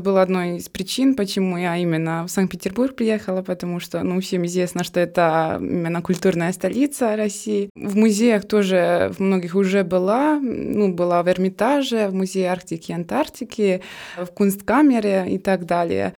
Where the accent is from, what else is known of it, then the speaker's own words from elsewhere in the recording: Trebinje, Republika Srpska, Bosnia & Herzegovina; Russian is a second language; moved away as an adult; now in Saint Petersburg, Russia; в моем родном городе. Он называется Требине